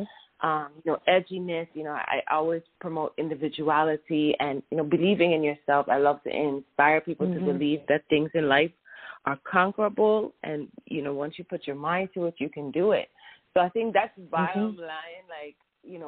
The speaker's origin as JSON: {"language": "English", "country": "U.S. Virgin Islands", "said": "I'm from the Caribbean, the U.S. Virgin Islands, and so I'm exposed to so many different musical influences because our culture is a melting pot."}